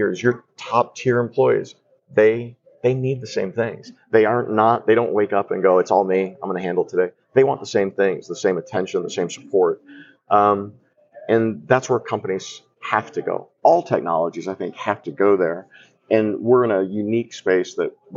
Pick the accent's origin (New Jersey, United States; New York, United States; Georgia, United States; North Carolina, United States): Georgia, United States; Atlanta; I come from Atlanta, and we're the home of Chick-fil-A.